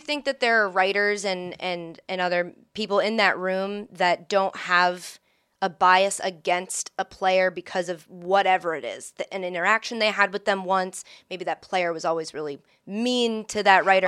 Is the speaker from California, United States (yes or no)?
no; Framingham, Massachusetts, United States; born in, uh, in a suburb of Boston, Framingham